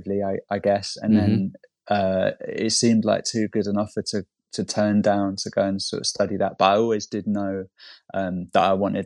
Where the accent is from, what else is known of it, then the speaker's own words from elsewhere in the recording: London, United Kingdom; also born or lived in Camberwell, London; I'm from Hammersmith, and I live in Camberwell now.